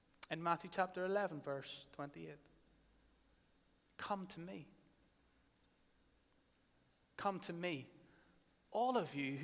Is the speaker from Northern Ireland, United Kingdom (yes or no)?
yes; Northern Ireland, United Kingdom; many of us growing up in Northern Ireland